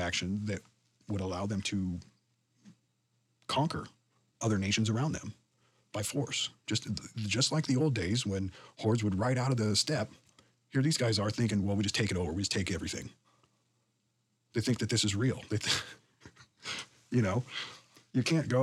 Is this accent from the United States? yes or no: yes; United States; born or raised there